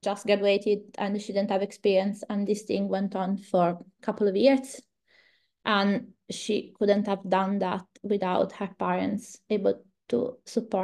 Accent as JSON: {"language": "English", "town": "Lucca", "region": "Tuscany", "country": "Italy", "also_born_or_lived": "Florence, Italy / Coimbra, Portugal / Brazil", "second_language": "English", "moved": "as an adult", "said": "I am from Tuscany, which I'm kind of the north and center Italy. And my own city, Lucca"}